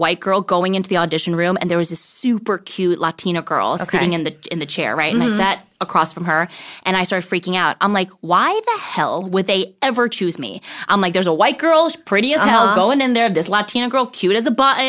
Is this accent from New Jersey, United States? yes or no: yes; New Jersey, United States; moved away as an adult; also born or lived in Brooklyn, New York; now in Los Angeles, United States; I grew up in New Jersey